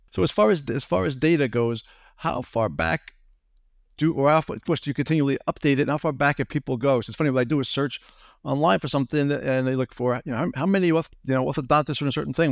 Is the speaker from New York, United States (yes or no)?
yes; Long Island, New York, United States; I grew up in Long Island